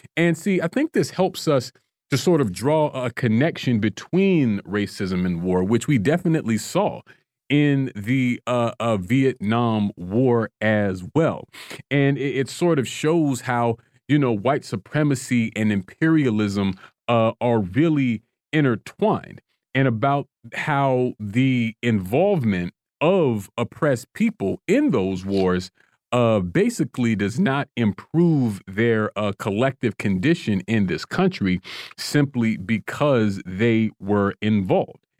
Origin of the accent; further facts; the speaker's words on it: Florida, United States; now in Washington, D.C., United States; my home state of Florida